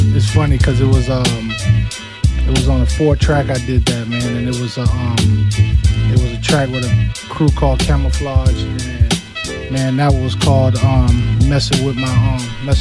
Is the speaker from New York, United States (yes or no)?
yes; New York, United States; now in South Carolina, United States; I'm originally from New York